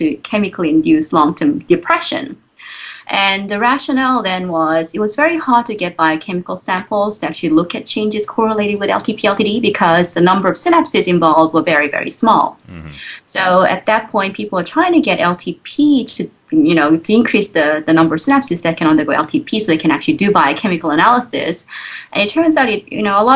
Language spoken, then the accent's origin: English; South Korea; moved away as an adult; also born or lived in Providence, United States; now in Baltimore, United States; So I grew up in Korea. So I spent all my, you know, student years in Korea, all the way up to the undergraduate university.